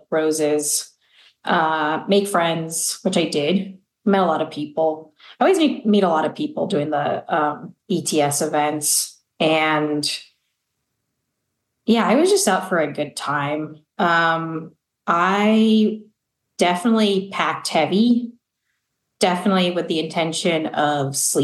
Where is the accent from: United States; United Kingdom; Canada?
United States; Albuquerque, New Mexico; also born or lived in Houston, Texas; I'm from Albuquerque, New Mexico, which is where I live